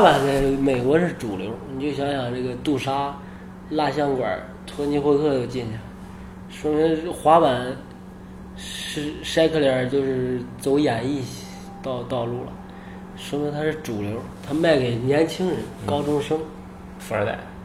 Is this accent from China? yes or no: yes; China; 我是中国的